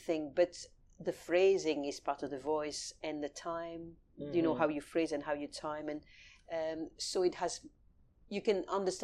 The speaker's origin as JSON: {"language": "English", "town": "Paris", "region": "Île-de-France", "country": "France", "tie": "born or raised there", "moved": "yes", "lives_now": "London, United Kingdom", "said": "I was raised in Paris"}